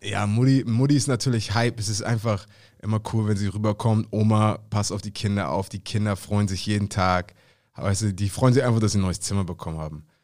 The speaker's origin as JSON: {"language": "German", "region": "Hamburg", "country": "Germany", "said": "Als Hamburger"}